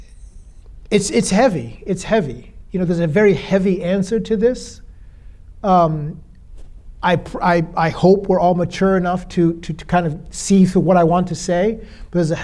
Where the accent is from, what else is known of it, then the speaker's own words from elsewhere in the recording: United States; being an American, a passport holder